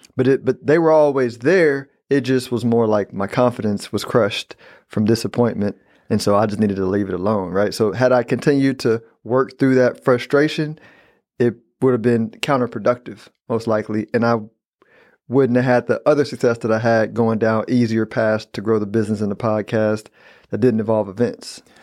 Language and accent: English; Texas, United States; I'm a Texan